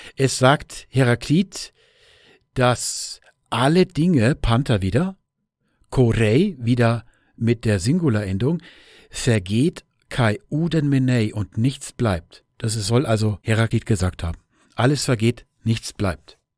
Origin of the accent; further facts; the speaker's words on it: Germany; wir Deutsche